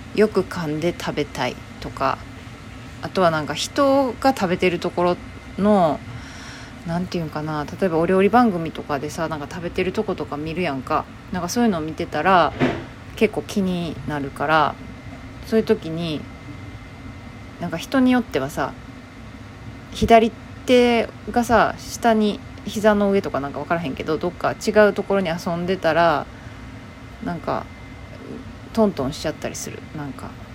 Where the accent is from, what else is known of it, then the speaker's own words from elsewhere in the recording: Kobe, Hyogo, Japan; accent: Kansai; 私兵庫県神戸市出身やから